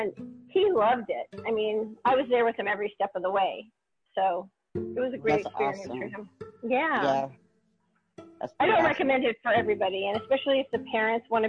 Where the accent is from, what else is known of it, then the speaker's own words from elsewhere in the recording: New York, United States; I grew up in New York, and I started modeling when I was 2.5